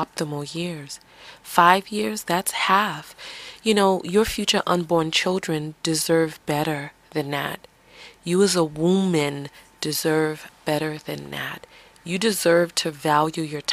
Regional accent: New York City, New York, United States; accent: New York; I'm from the Bronx.

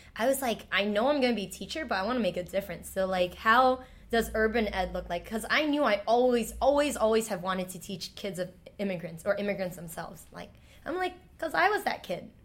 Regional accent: New York City, New York, United States; English is a second language; born and raised in Chinatown

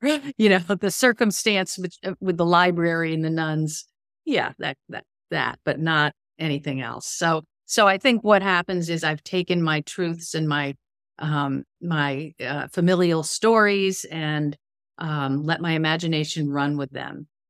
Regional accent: Connecticut, United States; I grew up in Connecticut.

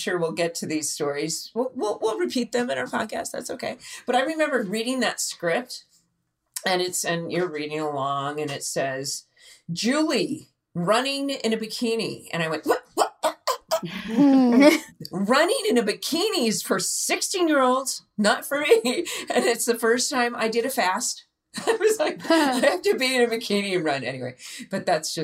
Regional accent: Dana Point, California, United States; I grew up in Dana Point, which is about 30 miles south

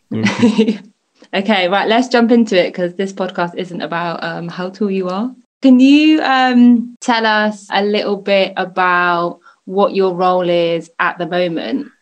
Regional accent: Bristol, South West England, United Kingdom; moved away as an adult; now in London, United Kingdom; I'm originally from Bristol. I've been living in London for over six years

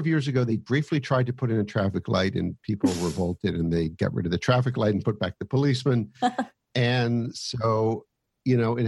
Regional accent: United States

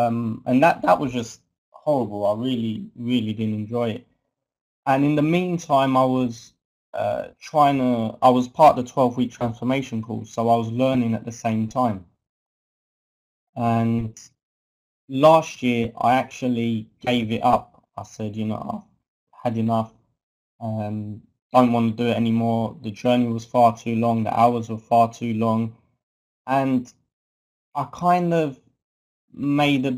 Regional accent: London, United Kingdom; moved away as an adult; now in North London, United Kingdom; I'm originally from South London, but I've moved to North London now

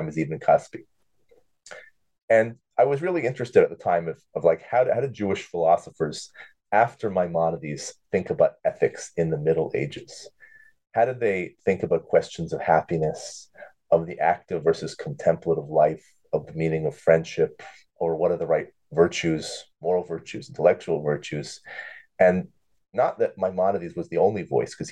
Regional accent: Thornhill, Ontario, Canada; moved away as an adult; also born or lived in Jerusalem, Israel / Buffalo, United States; I grew up in Toronto, really Thornhill, not too far from you

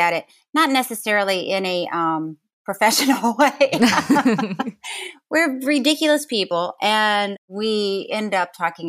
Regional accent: Florida, United States; I grew up in Florida

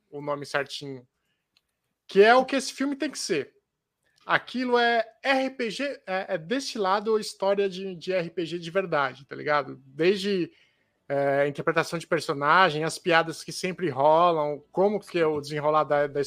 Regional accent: Northeast Region, Brazil; lá da minha terra, né? Lá da uhum. América uhum. do Norte, lá do uhum. Nordeste do Brasil.

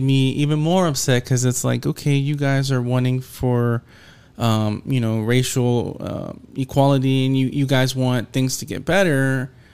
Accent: Houston, Texas, United States; that's my hometown team

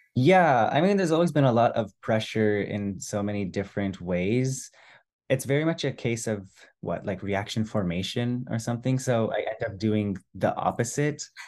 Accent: San Francisco, California, United States; I was born in San Francisco, which is where they immigrated to, and pretty much I stayed in the Bay Area, San Francisco Bay Area, until twenty-two, twenty-three

